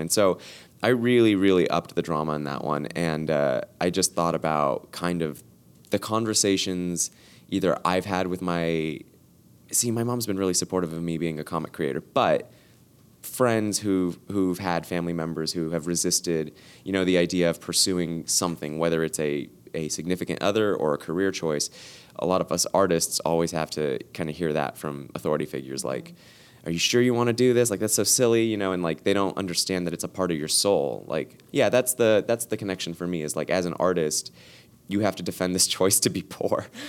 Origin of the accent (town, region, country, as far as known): Los Angeles, California, United States; born or raised there